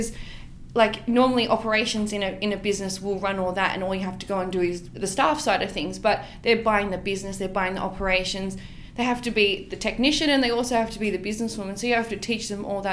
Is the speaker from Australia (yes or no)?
yes; Western Sydney, New South Wales, Australia; I grew up in the West